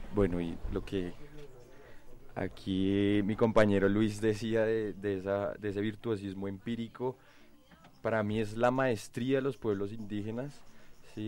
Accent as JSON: {"language": "Spanish", "country": "Colombia", "said": "como colombianos"}